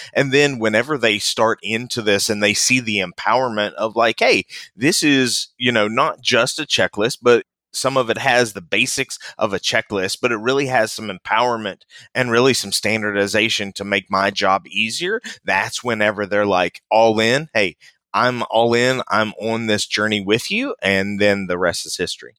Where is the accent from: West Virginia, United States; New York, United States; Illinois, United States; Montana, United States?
West Virginia, United States; moved away; I grew up in West Virginia, born and raised in West Virginia. Family still lives back there.